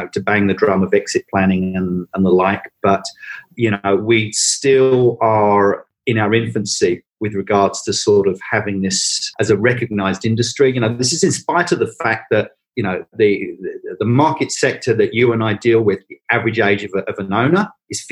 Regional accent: England, United Kingdom; accent: English (Pommy); now in Australia; as you can tell from my accent, I'm a POM.

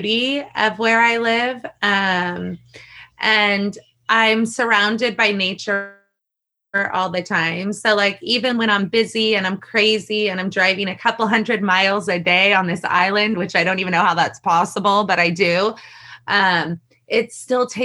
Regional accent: San Francisco Bay Area, California, United States; moved away as an adult; now in Hawaii, United States; I grew up in the San Francisco Bay Area

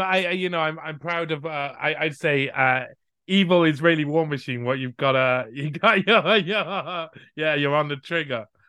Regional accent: Cardiff, Wales, United Kingdom; I'm from the capital city of Wales, so I'm from Cardiff.

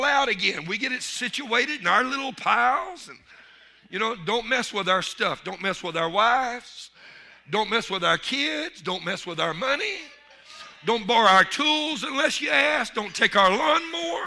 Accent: Louisiana, United States; I'm from Louisiana

